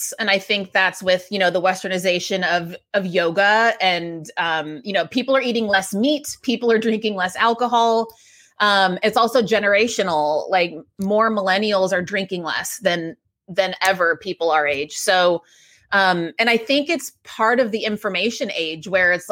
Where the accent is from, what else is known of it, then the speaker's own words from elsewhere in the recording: Texas, United States; moved away as an adult; now in New York City, United States; I moved to New York City. I grew up in Texas